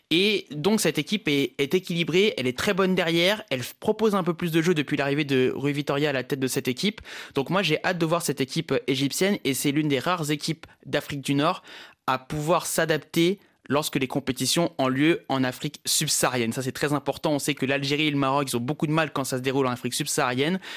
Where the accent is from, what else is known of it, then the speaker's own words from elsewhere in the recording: Comoros; parce que je suis comorien, mais je suis aussi guinéen évidemment